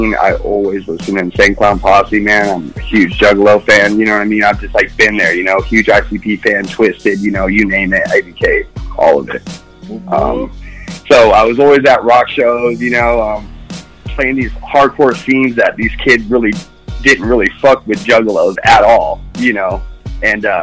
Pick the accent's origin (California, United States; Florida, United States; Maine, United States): California, United States; Mojave; growing up in Mojave, California